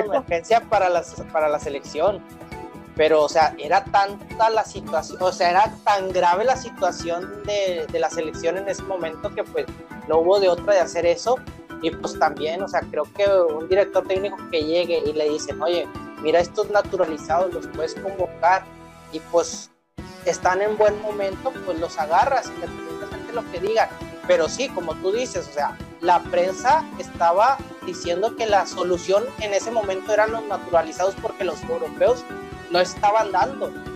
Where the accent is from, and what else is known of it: Mexico